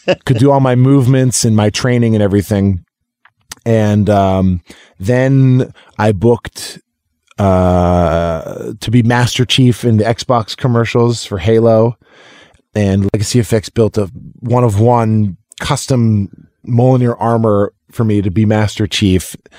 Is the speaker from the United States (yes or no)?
yes; Lexington, Massachusetts, United States; I'm from Lexington, Massachusetts